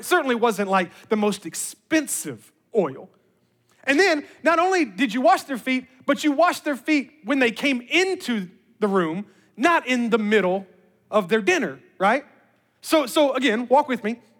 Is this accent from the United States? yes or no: yes; Memphis, Tennessee, United States; moved away; I was born and raised in Memphis, Tennessee